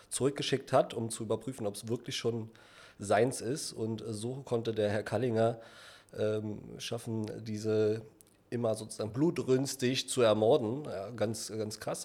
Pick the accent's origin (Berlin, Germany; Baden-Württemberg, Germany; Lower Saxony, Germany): Berlin, Germany; gebürtiger Berliner, Südberlin groß geworden damals